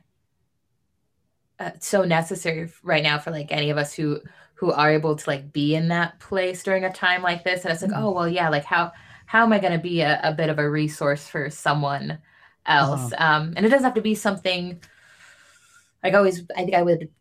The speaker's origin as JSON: {"language": "English", "town": "Stockton", "region": "California", "country": "United States", "tie": "born or raised there", "moved": "yes", "said": "Nick and I are both from Stockton, like both went to the same school"}